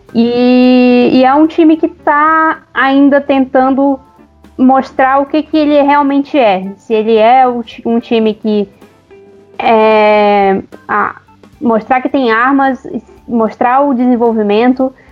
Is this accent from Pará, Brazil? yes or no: yes; Belém, Pará, Brazil; also born or lived in São Paulo; now in Uberlândia, Brazil; eu sou paraense, nasci em Belém, mas eu moro em Uberlândia no momento, tô, tô entre Uberlândia e São Paulo